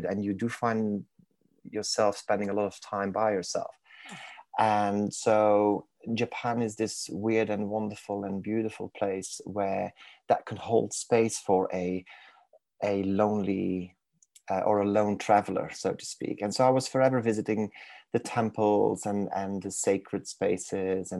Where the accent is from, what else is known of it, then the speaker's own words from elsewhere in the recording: Belgium; accent: crossover accent, Manc twang; English is a second language; moved away as an adult; now in Manchester, United Kingdom; I was born and raised in Belgium. So in case people are wondering where the exotic accent is from